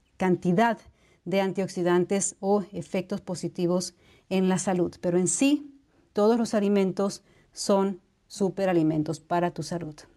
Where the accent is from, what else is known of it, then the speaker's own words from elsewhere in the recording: Bolivia; Bolivia, que es de donde soy